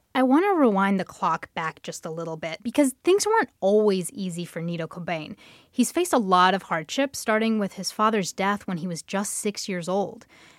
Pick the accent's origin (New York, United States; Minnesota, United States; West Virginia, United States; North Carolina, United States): North Carolina, United States; near High Point; I actually have a story from my hometown, or it's near my hometown. It's in High Point, North Carolina